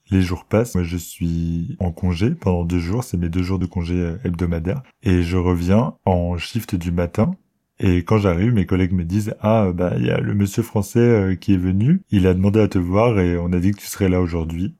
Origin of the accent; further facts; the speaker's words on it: France; moved away as an adult; also born or lived in London, England; On parle français, on est français tous les deux.